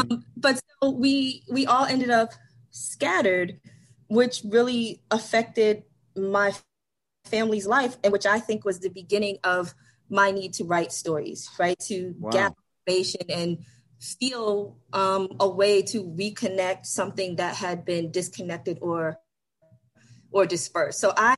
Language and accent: English; Brooklyn, New York, United States; So, you know, born in 1977, which means that I grew up in Brooklyn during the 80s and the 90s.